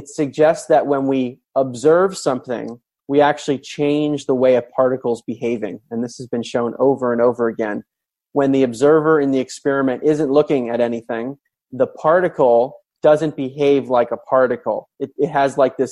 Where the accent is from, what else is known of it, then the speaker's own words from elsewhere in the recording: Maryland, United States; I grew up in Maryland